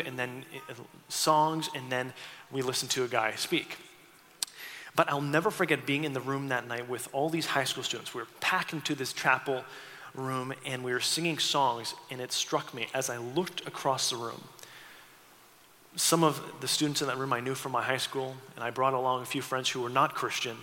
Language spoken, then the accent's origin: English; St. Catharines, Ontario, Canada; moved away as an adult; now in Seattle, United States; I grew up in St. Catharines, a small city on the eastern part of the country